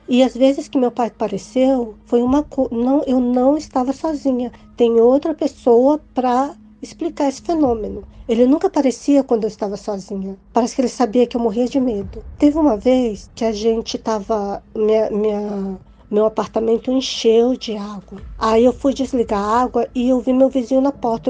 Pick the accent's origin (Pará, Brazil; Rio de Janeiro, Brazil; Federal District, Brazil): Federal District, Brazil; Brasília; eu sou de Brasília, DF